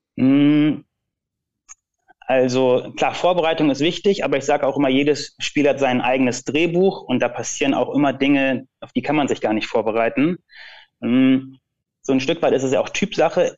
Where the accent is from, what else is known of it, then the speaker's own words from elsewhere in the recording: Lüneburg district, Lower Saxony, Germany; ich komme ja aus dem Bezirk Lüneburg